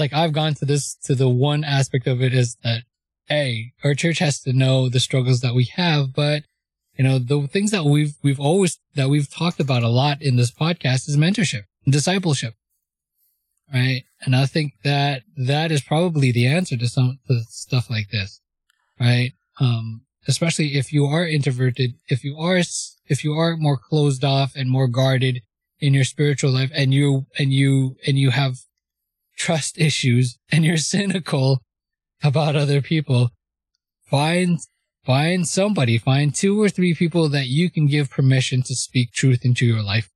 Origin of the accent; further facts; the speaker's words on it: Canada; I'm Canadian. I'm going to say Gen Z.